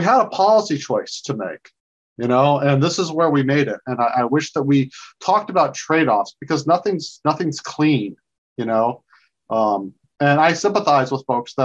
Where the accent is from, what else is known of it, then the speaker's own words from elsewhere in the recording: South Georgia, United States; now in Washington, D.C., United States; I grew up in South Georgia.